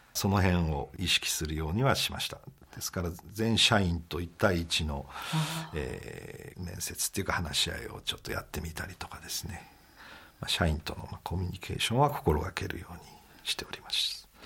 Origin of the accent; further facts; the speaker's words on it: Tatebayashi, Gunma, Japan; 中学まで館林で親と一緒にいたんですけど、まあ、高校から